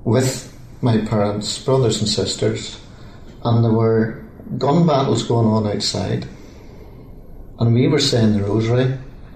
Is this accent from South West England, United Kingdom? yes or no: no; Belfast, Northern Ireland, United Kingdom; I was born in Belfast